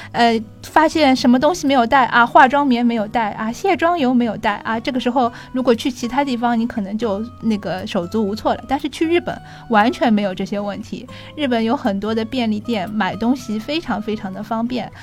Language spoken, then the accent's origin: Chinese; Shanghai, China; 我们上海人